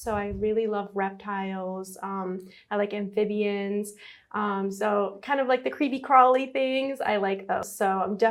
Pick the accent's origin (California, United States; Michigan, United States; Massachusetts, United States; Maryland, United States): Michigan, United States; moved away as an adult; now in Florida, United States; I'm originally from Michigan. I was born and raised there. And when I was 18, I moved to Florida for college